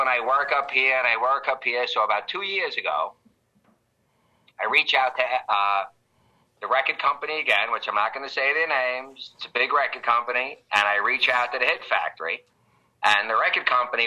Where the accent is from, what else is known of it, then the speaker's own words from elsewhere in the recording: New York City, New York, United States; I grew up in the Canarsie section of Brooklyn